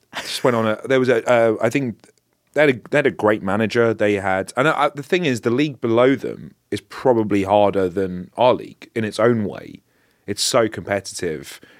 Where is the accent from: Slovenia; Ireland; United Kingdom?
United Kingdom; London; I'm not from North London, I'm from North West London